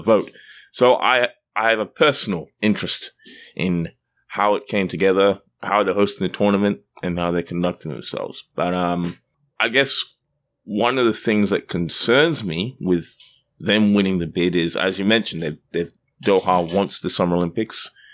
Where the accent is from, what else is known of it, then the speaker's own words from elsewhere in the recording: Australia; now in Canada; as you can tell by my accent, I'm, I'm not from Canada, I'm from Australia